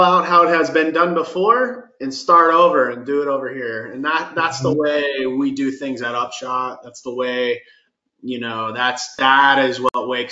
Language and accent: English; Florida, United States; moved away as an adult; also born or lived in Seattle; now in Denver, United States; I'm originally from Florida, which is very, very different than Denver